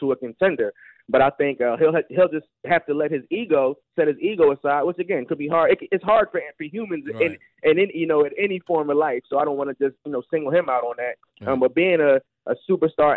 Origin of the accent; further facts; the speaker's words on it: Philadelphia, Pennsylvania, United States; my hometown Eagles